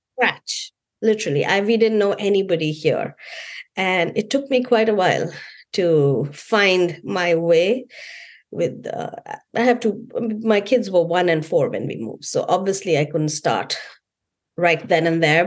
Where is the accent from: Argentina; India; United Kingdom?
India; being Indian